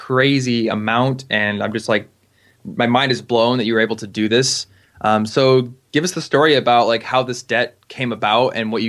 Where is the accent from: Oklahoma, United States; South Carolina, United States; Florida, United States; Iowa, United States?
Iowa, United States; I'm from Iowa.